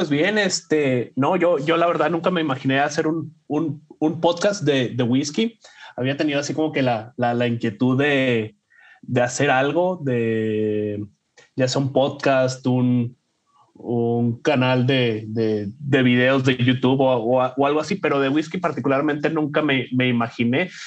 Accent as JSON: {"language": "Spanish", "region": "Sonora", "country": "Mexico", "moved": "yes", "lives_now": "Ohio, United States", "said": "eh, soy, soy mexicano, soy de, de, Sonora, ahora vivo en, en, en Ohio, en, en, Estados Unidos, de, ahí que saco la, la cura, como le decimos, de que soy un, un sonorense en Ohio."}